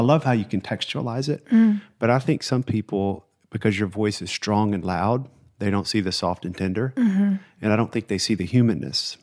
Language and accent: English; the South, United States; I grew up in the South